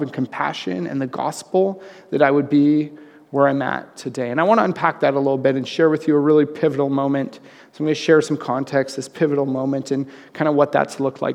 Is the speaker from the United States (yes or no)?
no; Red Deer, Alberta, Canada; also born or lived in Calgary, Alberta; Right before grade 7, we moved to Calgary from Red Deer